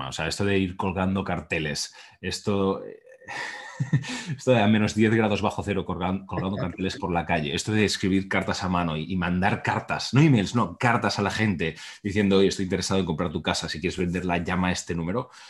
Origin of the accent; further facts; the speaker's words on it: Barcelona, Catalonia, Spain; moved away as an adult; now in United States; yo nací en España, en Barcelona, ahora vivo en Estados Unidos, y yo nací en un entorno bastante pues normal, eh, middle class que se llama, clase media